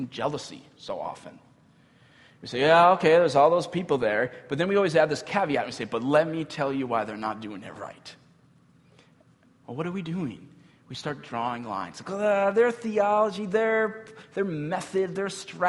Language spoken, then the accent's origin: English; United States; we as American Christians